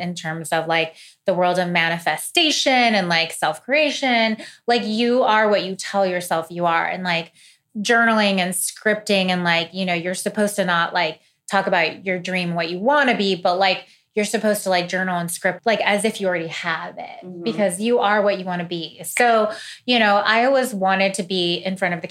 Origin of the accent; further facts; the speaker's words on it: Missouri, United States; moved away; I'm from Missouri. I'm from like a really like humble place, you know, in the country